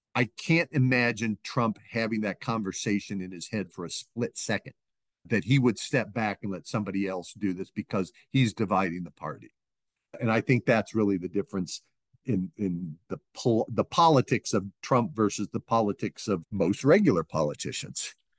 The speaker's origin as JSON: {"language": "English", "region": "Northeast Ohio", "country": "United States", "tie": "born or raised there", "moved": "as an adult", "lives_now": "New Hampshire, United States", "said": "the small towns I grew up in Ohio"}